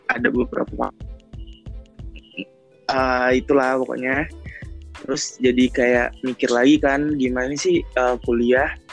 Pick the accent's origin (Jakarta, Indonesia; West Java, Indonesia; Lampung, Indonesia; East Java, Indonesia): Lampung, Indonesia; now in Bogor, Indonesia; Jadi gue uh, bukan asli Bogor tapi kuliah di Bogor.